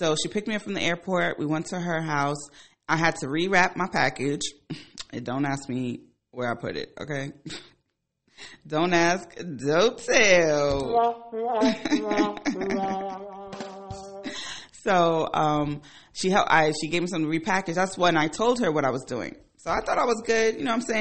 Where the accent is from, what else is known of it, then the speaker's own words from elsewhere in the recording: Ghana; moved away; I'm from Ghana